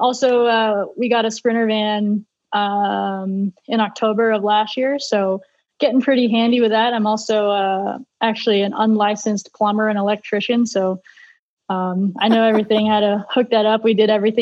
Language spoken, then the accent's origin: English; United States; being an American racing for a Euro team